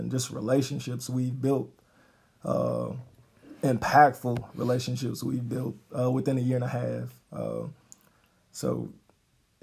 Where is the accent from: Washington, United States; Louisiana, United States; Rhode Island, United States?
Louisiana, United States; Baton Rouge; moved away as an adult; now in Gonzales, United States; I'm from the Baton Rouge area. I'm married and married and moved to Gonzales